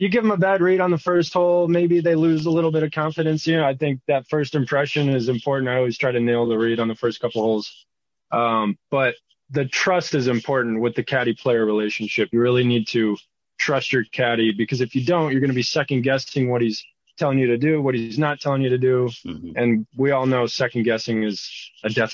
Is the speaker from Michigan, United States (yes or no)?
yes; Michigan, United States; moved away as an adult; also born or lived in Pinehurst, North Carolina; I grew up in Michigan, and I moved to Pinehurst right after high school